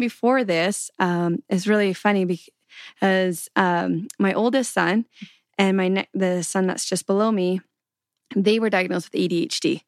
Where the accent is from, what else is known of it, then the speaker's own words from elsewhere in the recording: Canadian prairies, Canada; So I grew up in Canada on the prairies